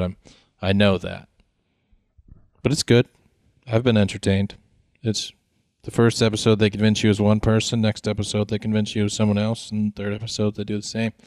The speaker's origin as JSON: {"language": "English", "region": "Connecticut", "country": "United States", "said": "We're from Connecticut"}